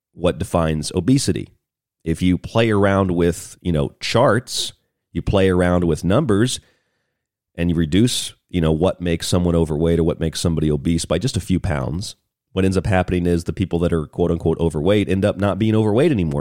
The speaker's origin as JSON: {"language": "English", "region": "Florida", "country": "United States", "tie": "born or raised there", "moved": "yes", "lives_now": "Arizona, United States", "said": "I grew up in Florida"}